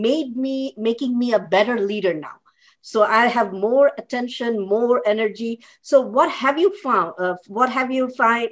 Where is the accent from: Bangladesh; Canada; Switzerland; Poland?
Bangladesh; I'm coming from Bangladesh